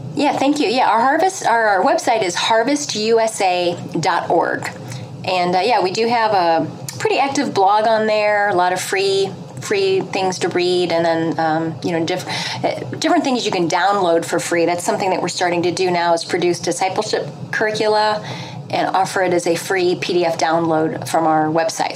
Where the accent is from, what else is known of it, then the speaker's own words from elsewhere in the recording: St. Louis, Missouri, United States; now in Philadelphia, United States; I'm from the Midwest, though. a St. Louis girl at heart. I'm transplanted to the East Coast